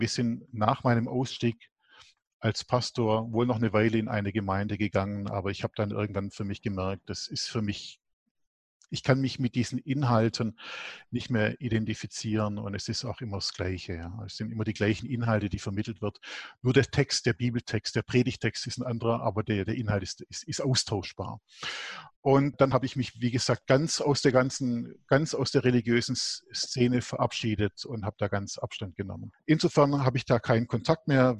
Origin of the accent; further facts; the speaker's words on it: Germany; bei uns in Deutschland